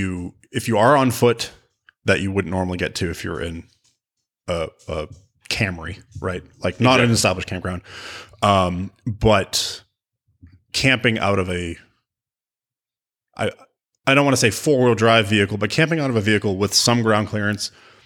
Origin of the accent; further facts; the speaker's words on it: New England, United States; No, I grew up in New England, and you really, if you're because of the winters and the road conditions up there